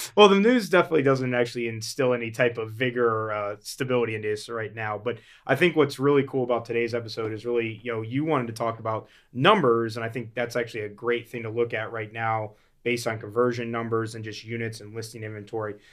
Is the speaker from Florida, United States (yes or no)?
yes; Florida, United States; I grew up in Florida